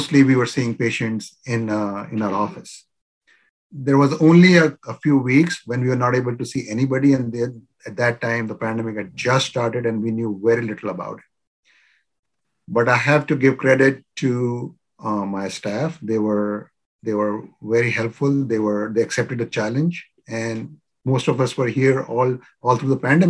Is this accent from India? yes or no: yes; India; now in Virginia, United States; I'm originally from India